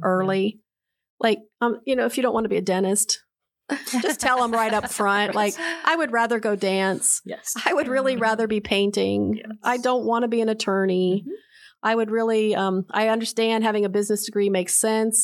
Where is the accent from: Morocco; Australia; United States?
United States; Charleston, West Virginia; moved away; I was born in Charleston, West Virginia